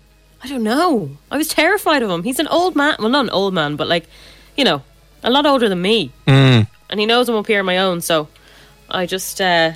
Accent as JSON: {"language": "English", "country": "Ireland", "said": "being Irish"}